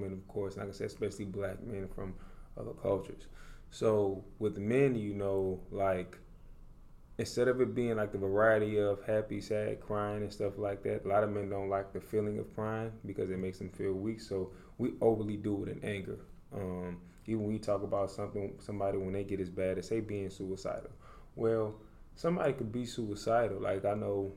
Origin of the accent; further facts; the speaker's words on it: New Orleans, Louisiana, United States; now in Dallas, United States; I'm originally from New Orleans, Louisiana